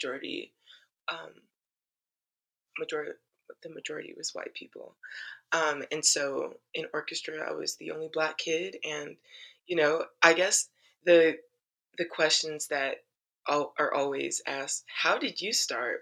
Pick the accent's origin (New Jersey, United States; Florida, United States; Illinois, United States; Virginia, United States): Florida, United States; Tallahassee; moved away as an adult; now in New York, United States; I grew up in Florida